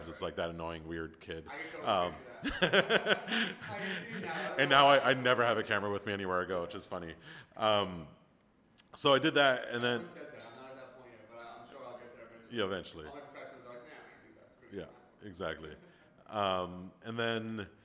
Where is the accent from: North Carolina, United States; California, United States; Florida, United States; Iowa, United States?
Florida, United States; Miami; moved away; I'm from Miami originally